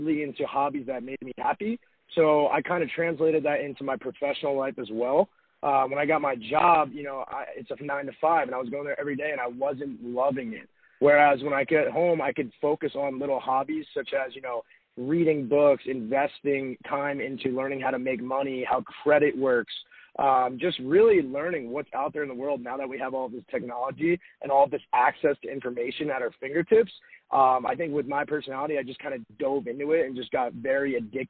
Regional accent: Robbinsville, New Jersey, United States; moved away as an adult; also born or lived in Arizona; I am originally from Robbinsville, New Jersey, very small town. Grew up there, went to high school there

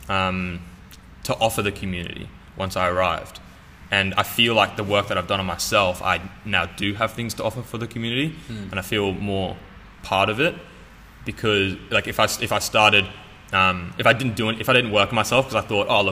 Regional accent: Australia; accent: Australian; also born or lived in England; I moved to Australia with my parents and my sister when I was 7. That's why I have an Australian accent

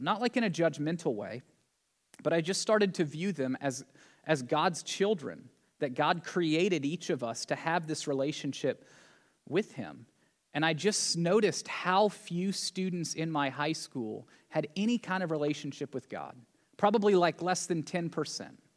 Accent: Tennessee, United States; growing up in Tennessee

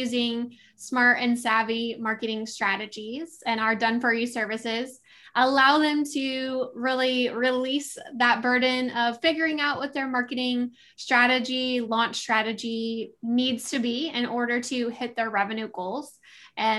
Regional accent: Midwest, United States; moved away as an adult; also born or lived in Southern California / East Coast; I grew up in the Midwest

